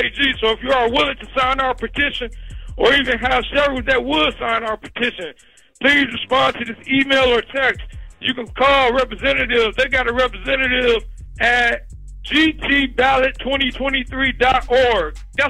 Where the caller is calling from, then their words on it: Michigan, United States; Yeah, man, I'm calling from Michigan, man. I'm calling from Michigan, way out in Michigan, man.